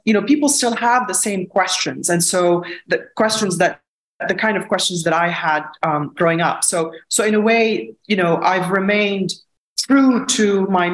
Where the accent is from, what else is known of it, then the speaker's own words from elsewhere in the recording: Lebanon; Growing up in Lebanon during a war